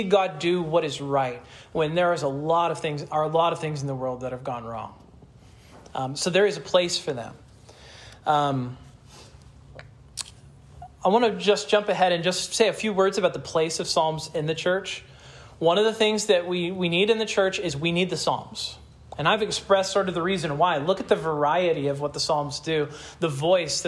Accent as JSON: {"language": "English", "region": "Kansas", "country": "United States", "said": "I'm from Kansas"}